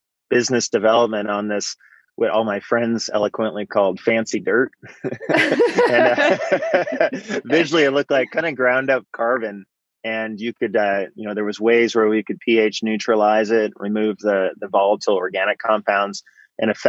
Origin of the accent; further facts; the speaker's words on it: Bay Area, California, United States; I grew up in the Bay Area, kind of out in the suburbs there.